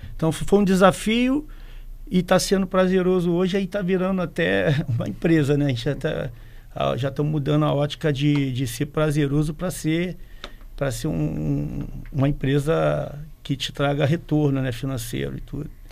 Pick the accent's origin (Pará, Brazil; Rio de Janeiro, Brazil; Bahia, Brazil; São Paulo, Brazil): Rio de Janeiro, Brazil; moved away as an adult; also born or lived in Espírito Santo; now in Vila Velha, Brazil; desde que eu cheguei aqui no, no, estado, que eu sou do Rio de Janeiro, tem 30 anos